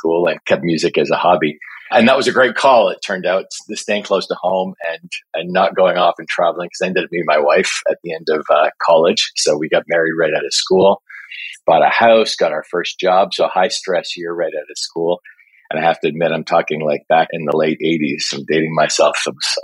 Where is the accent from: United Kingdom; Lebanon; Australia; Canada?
Canada; Toronto, Ontario; I was born and raised here in Toronto